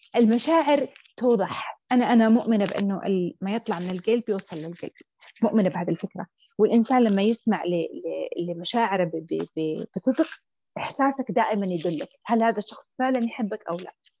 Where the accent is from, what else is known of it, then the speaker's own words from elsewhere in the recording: Saudi Arabia; عندنا في السعوديه